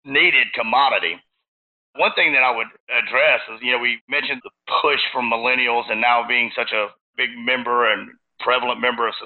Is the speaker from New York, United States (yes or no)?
no; Texas, United States; I'm from Texas. And when you grow up in Texas